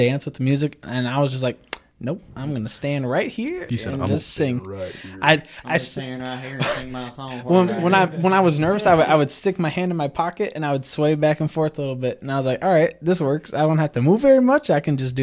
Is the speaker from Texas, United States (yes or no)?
no; Racine, Wisconsin, United States; I come from Racine, has 70,000 people